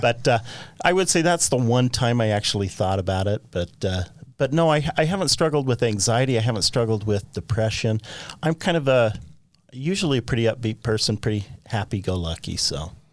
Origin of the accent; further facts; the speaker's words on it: Orem, Utah, United States; I grew up on the Provo River.